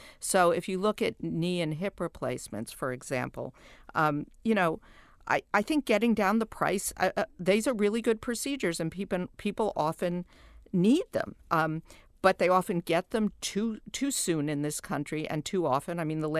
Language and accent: English; New York, United States; I am from New York, where there are three or four really great hospital systems.